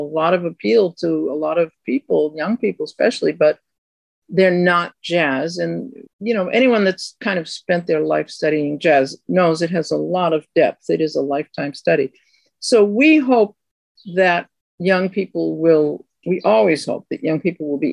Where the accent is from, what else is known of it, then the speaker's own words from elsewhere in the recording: Boston, Massachusetts, United States; now in Queens, New York, United States; I live in Queens. I come from Boston